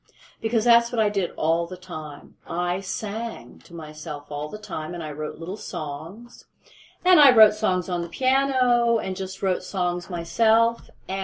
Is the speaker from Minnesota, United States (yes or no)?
no; Seattle, Washington, United States; So I was very comfortable, at a hometown studio in Seattle